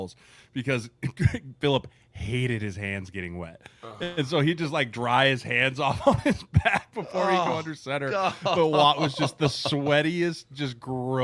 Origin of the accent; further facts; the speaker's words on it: Denver, Colorado, United States; I'm from Denver